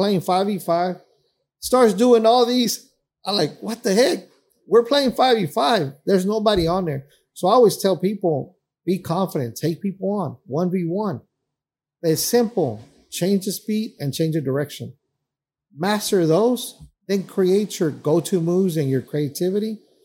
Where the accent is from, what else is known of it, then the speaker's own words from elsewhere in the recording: Dallas, Texas, United States; We grew up in Oak Cliff.